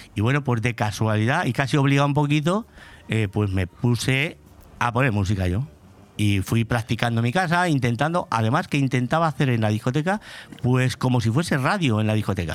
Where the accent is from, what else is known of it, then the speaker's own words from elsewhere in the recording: Pedro Muñoz, Castilla-La Mancha, Spain; also born or lived in Madrid; now in Benidorm, Spain; nací, en Madrid. Lo que pasa es que me crié en Pedro Muñoz. Me crié en Pedro Muñoz prácticamente toda mi vida.